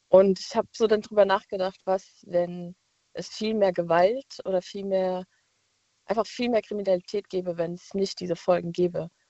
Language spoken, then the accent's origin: German; Mainz, Rhineland-Palatinate, Germany; ich bin jetzt ja aus Mainz und war auch letztens mal in Frankfurt feiern